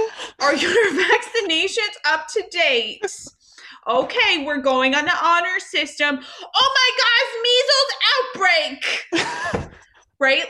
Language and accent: English; Canada; we're Canadian